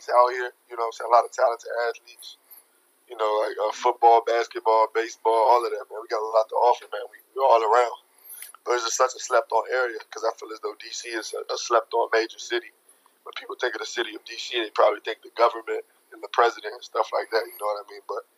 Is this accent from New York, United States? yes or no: no; Hyattsville, Maryland, United States; I actually grew up in Hyattsville, Maryland, which is like 10 minutes from DC.